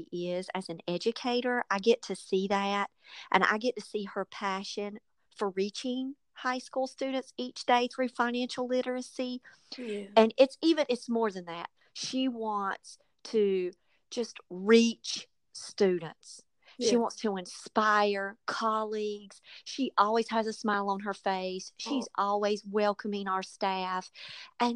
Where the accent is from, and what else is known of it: United States